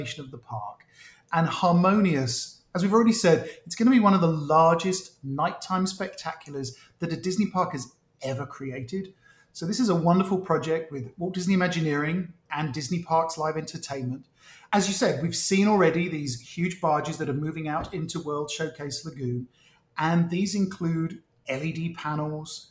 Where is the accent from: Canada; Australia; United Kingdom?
United Kingdom; now in United States; being British